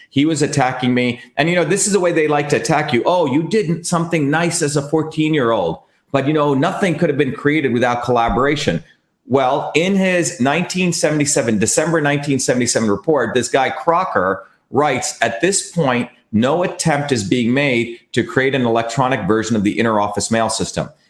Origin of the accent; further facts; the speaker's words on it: Mumbai, Maharashtra, India; now in United States; I grew up in India